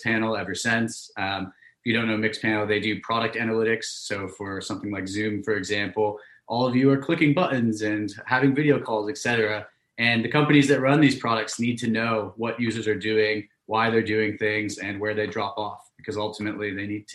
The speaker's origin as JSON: {"language": "English", "town": "Pleasanton", "region": "California", "country": "United States", "also_born_or_lived": "London", "said": "I'm originally from Pleasanton, California. So that's out in the East Bay, Northern California"}